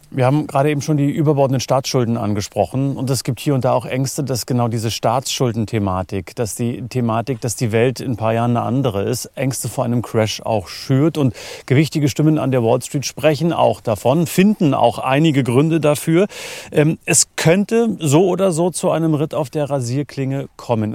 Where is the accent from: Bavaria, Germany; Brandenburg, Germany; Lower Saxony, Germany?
Brandenburg, Germany; in der schönen Brandenburger Heimat